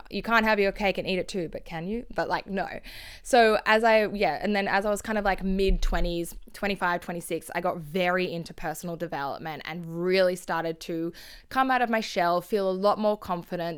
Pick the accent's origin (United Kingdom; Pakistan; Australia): Australia; Sydney, New South Wales; where I grew up in Sydney